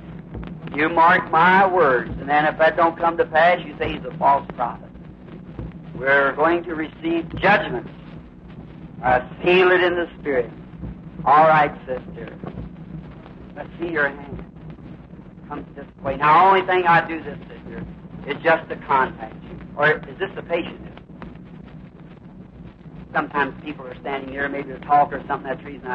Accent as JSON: {"language": "English", "country": "United States", "said": "I'm an American"}